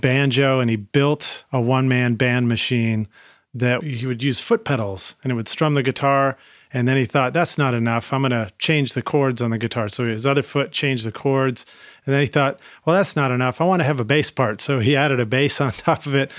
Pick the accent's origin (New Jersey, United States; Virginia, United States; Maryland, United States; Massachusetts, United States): Massachusetts, United States; Boston; I'm from Boston